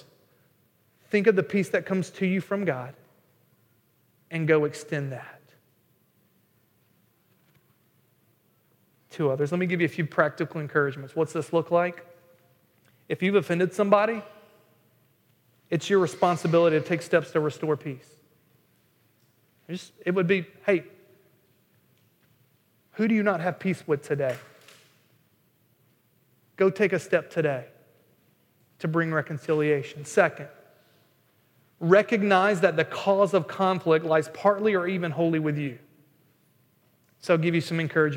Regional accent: North Carolina, United States; moved away; I'm not from Boston, I'm from North Carolina

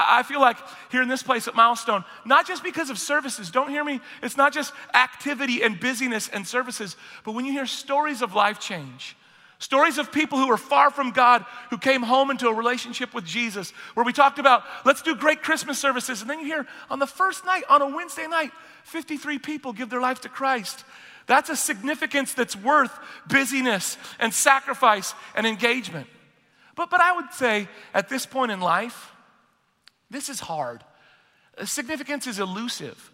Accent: United Kingdom; I'm British

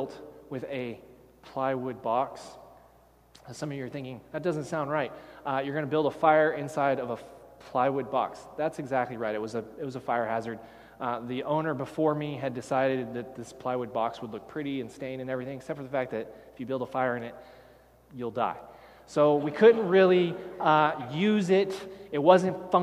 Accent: Texas, United States; I grew up in Texas

